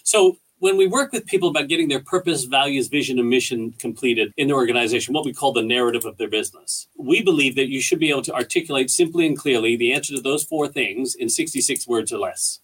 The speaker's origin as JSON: {"language": "English", "country": "Canada", "moved": "as an adult", "lives_now": "Australia", "said": "We're Canadian people um, we're really proud Canadians, but we're also really thankful for the great country that Australia is that we've called home now for the past 12, 13 years"}